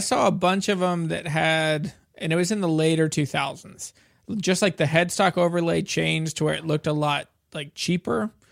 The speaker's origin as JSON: {"language": "English", "area": "Shenandoah Valley", "region": "Virginia", "country": "United States", "tie": "born or raised there", "also_born_or_lived": "Louisiana", "said": "I grew up in the Shenandoah Valley um, and grew up around bluegrass guitars"}